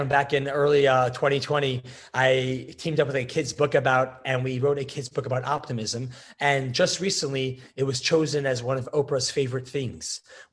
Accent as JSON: {"language": "English", "region": "Connecticut", "country": "United States", "tie": "born or raised there", "also_born_or_lived": "New York", "said": "born in New York, grew up in Connecticut to a Orthodox home"}